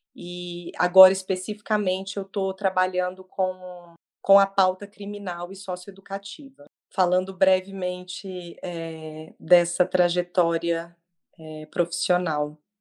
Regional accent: Triângulo Mineiro, Minas Gerais, Brazil; moved away as an adult; also born or lived in Franca, São Paulo; now in São Paulo, Brazil; sou mineira do Triângulo

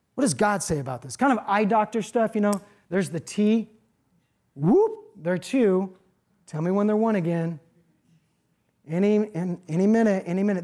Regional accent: United States; being an American

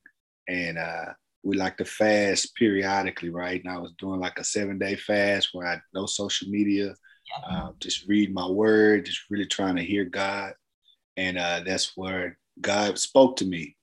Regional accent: Fort Worth, Texas, United States; moved away as an adult; also born or lived in Iowa; I'm from Fort Worth, Texas

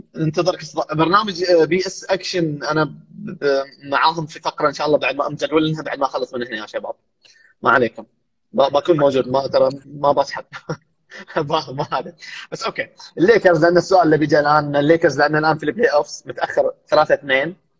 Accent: Saudi Arabia; also born or lived in United States; عندنا في السعوديه

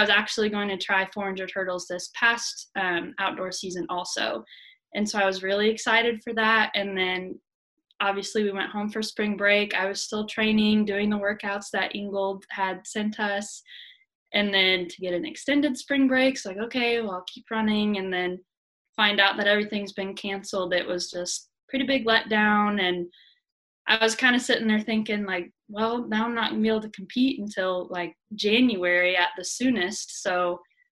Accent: Southwest Missouri, United States; moved away as an adult; I was from Southwest Missouri, but so I live 4 hours away from here

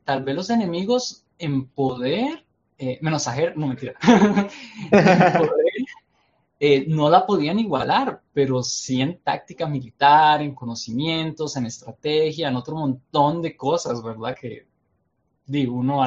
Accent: Costa Rica; yo soy de Costa Rica, estamos cerca

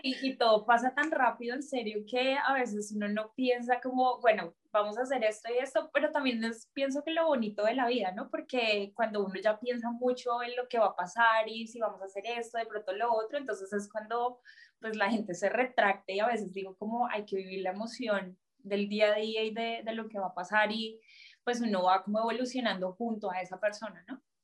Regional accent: Colombia; moved away as an adult; now in Germany; soy colombiana, pero vivo en Alemania hace dos años y medio.

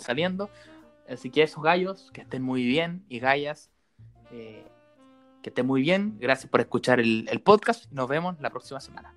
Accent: Maipú, Santiago Metropolitan Region, Chile; nosotros somos de Maipú

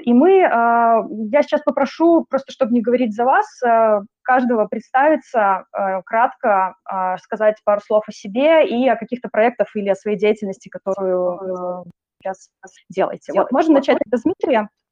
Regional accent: Belarus; moved away; also born or lived in Minsk; опыт и контекст у меня белорусский

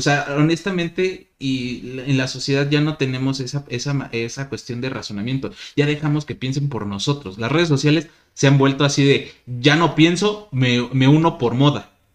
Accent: Mexico; aquí en nuestro país

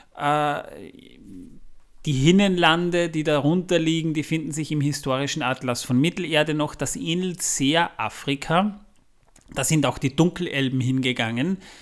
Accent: Austria; Da, wo ich herkomme, liegt noch viel mehr Schnee. Aber das ist für April nicht ganz ungewöhnlich, vor allem bei uns in Österreich nicht.

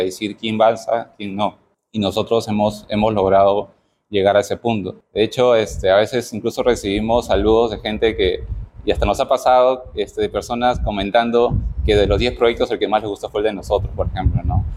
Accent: Peru

